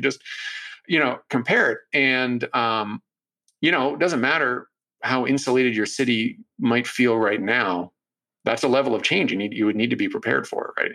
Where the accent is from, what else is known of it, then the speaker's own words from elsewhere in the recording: Toronto, Ontario, Canada; now in Vancouver, Canada; my hometown of Toronto